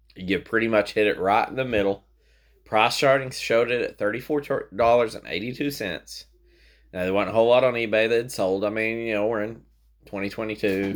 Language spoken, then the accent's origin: English; Tennessee, United States; we're from Tennessee